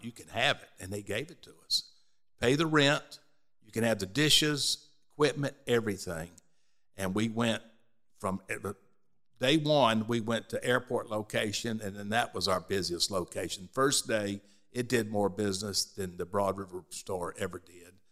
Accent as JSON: {"language": "English", "town": "Birmingham", "region": "Alabama", "country": "United States", "tie": "born or raised there", "moved": "yes", "lives_now": "Columbia, United States", "said": "we were born here. We were raised in Birmingham, Alabama"}